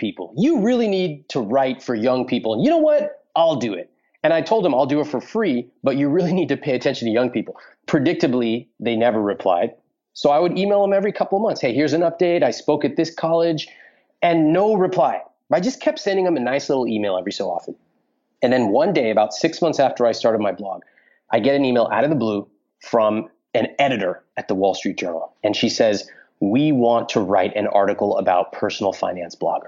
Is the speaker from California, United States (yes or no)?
yes; California, United States; I'm growing up in California.